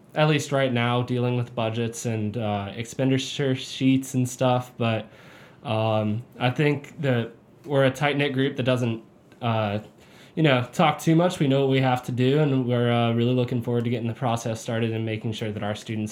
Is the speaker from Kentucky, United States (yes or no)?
yes; Louisville, Kentucky, United States; I'm from Louisville, Kentucky.